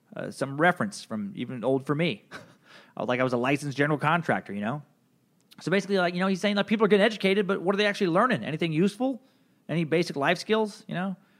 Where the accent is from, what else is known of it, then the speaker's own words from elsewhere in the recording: United States; I'm an American